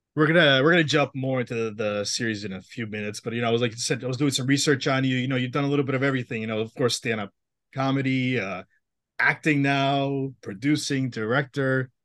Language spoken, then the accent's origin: English; Massachusetts, United States; I'm from Massachusetts